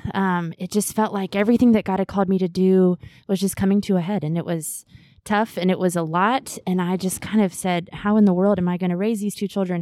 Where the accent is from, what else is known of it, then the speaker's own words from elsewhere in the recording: Augusta, Georgia, United States; I grew up here in Augusta at First Pres